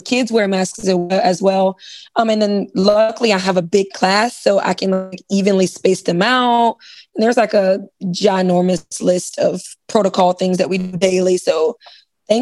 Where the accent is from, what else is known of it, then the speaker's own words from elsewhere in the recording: Tallahassee, Florida, United States; I'm from Florida. I've been here all my life, specifically Tallahassee.